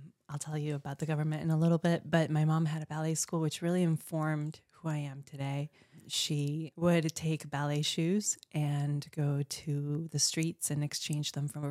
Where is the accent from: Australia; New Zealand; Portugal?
Portugal; also born or lived in Colombia; Well, I was born in Colombia, but I only lived there for 5 years and went to Portugal with my parents.